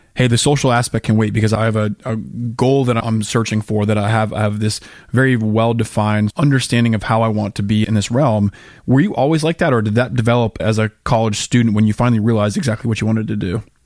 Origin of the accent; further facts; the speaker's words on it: Colorado, United States; Colorado, my home state